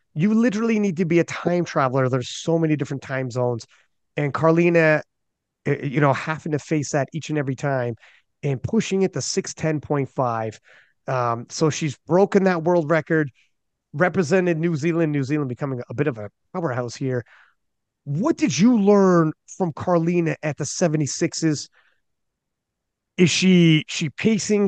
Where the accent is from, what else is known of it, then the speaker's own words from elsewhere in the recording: Canada; I'm Canadian